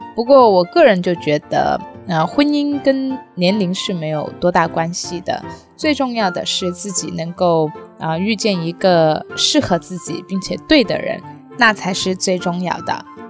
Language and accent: Chinese; Guangdong, China; 我是潮汕人